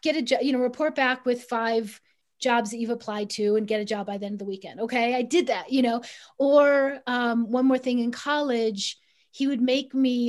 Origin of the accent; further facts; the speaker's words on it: Chicago, Illinois, United States; I grew up middle class in Chicago